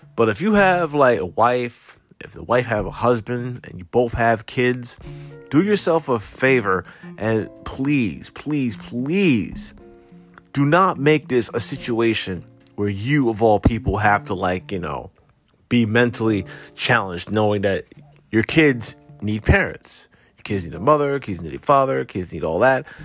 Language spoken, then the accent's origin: English; New Jersey, United States; I'm from Jersey